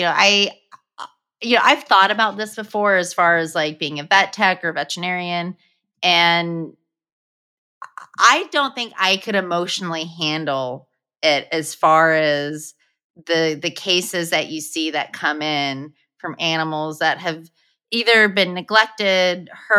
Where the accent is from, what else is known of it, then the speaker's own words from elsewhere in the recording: Oklahoma, United States; I am from Oklahoma